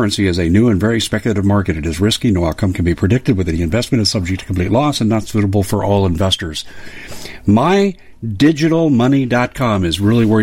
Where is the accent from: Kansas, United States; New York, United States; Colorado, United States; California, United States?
Colorado, United States; Denver; I grew up in Denver